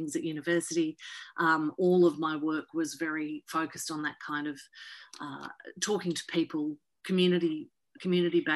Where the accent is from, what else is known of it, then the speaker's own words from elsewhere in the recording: Latrobe Valley, Gippsland, Victoria, Australia; also born or lived in north of England; I grew up for the first 10 years we were in Australia, we were in the Latrobe Valley in Gippsland in Victoria. And then we moved to the city in my teenage years